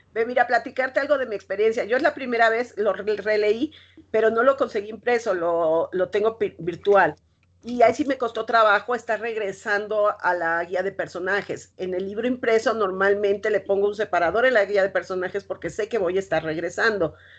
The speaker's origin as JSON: {"language": "Spanish", "region": "Mexico City", "country": "Mexico", "said": "los que somos chilangos"}